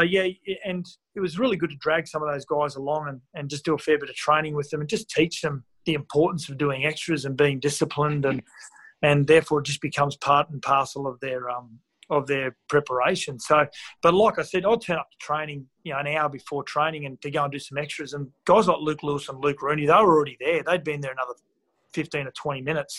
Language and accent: English; Gold Coast, Queensland, Australia; I grew up on the Gold Coast